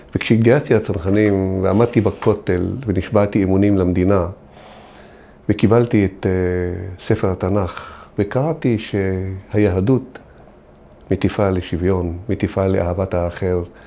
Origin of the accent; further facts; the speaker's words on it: Israel; אנחנו אזרחים שנולדנו פה, גדלנו פה, בנינו את המדינה הזאת